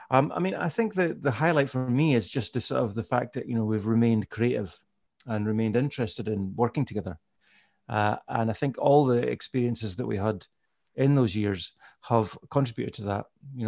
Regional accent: Carnoustie, Scotland, United Kingdom; I don't know if you know where Carnoustie is. It's like, it's on the east coast of Scotland, just north of Dundee.

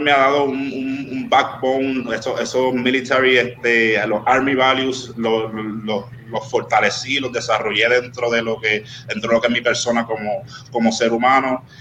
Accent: Río Grande, Puerto Rico; also born or lived in Miami, United States / Carolina, Puerto Rico; me crié en el barrio Malpica del pueblo de Río Grande

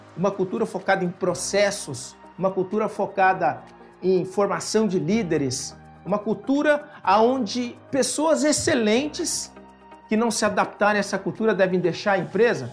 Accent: São Paulo, Brazil; E eu sou paulista

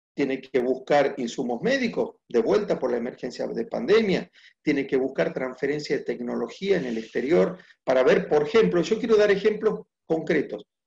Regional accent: Argentina

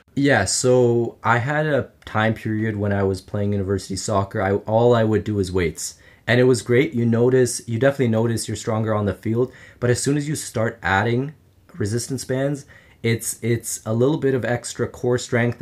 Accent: Ottawa, Ontario, Canada; I grew up in Ottawa, Canada

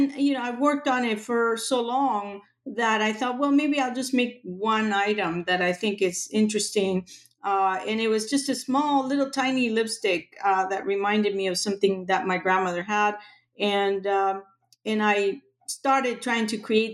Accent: Buenos Aires, Argentina; now in Los Angeles, United States; I grew up in Argentina, in Buenos Aires.

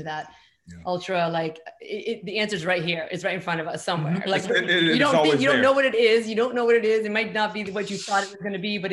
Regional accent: Chile; now in Brooklyn, United States; we swear all the time in Chile

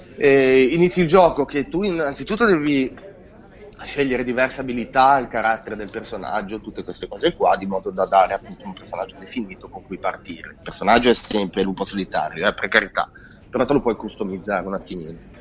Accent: Genoa, Liguria, Italy; io da buon genovese

